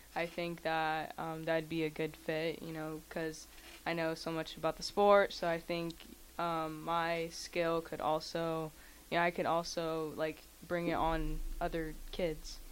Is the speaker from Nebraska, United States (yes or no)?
yes; Lincoln, Nebraska, United States; first language Spanish; English is a second language; also born or lived in Kansas City, Missouri; I was born and raised in Lincoln, Nebraska